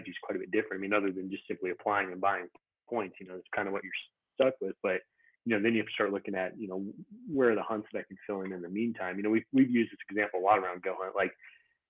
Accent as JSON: {"language": "English", "region": "Montana", "country": "United States", "tie": "born or raised there", "moved": "yes", "lives_now": "Utah, United States", "said": "I grew up in Montana"}